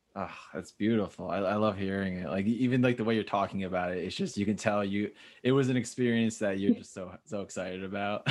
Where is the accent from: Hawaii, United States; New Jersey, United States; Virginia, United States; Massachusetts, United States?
New Jersey, United States; Northwestern; now in Chicago, United States; I'm originally from Northwestern New Jersey